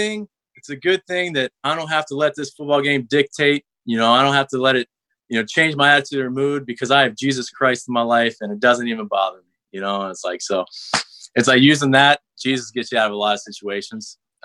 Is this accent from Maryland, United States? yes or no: yes; Maryland, United States; I was born and raised in Maryland